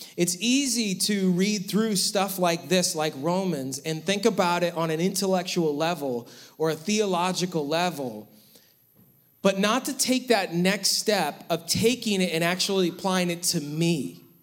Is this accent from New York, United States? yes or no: yes; Western New York, United States; growing up in Western New York